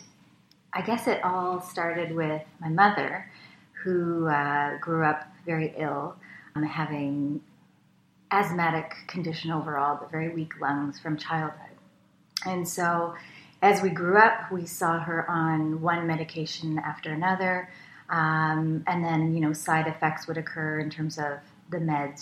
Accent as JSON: {"language": "English", "town": "Richmond", "region": "British Columbia", "country": "Canada", "tie": "born or raised there", "said": "I grew up out west in Richmond, BC"}